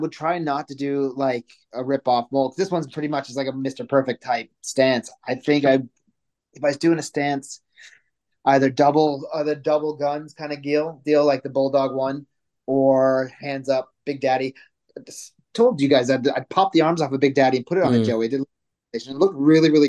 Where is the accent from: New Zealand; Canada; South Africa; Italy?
Canada; moved away; also born or lived in United States / Manchester, England / London; I'm Canadian